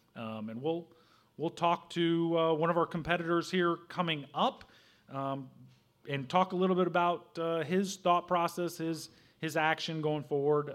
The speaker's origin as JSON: {"language": "English", "region": "Southern Illinois", "country": "United States", "tie": "born or raised there", "said": "I grew up in Southern Illinois"}